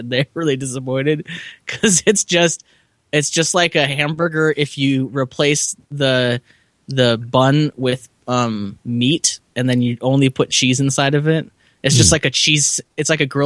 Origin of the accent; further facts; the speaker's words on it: California, United States; as a Californian